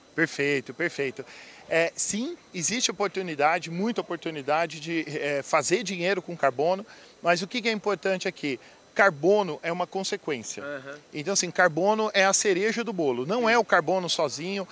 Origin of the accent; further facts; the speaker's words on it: Brazil; como brasileiro